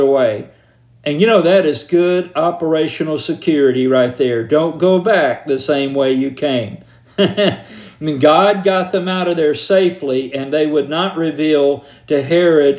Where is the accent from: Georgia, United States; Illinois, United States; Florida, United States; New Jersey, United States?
Georgia, United States; Columbus; I was raised outside Fort Benning in a city called Columbus, Georgia.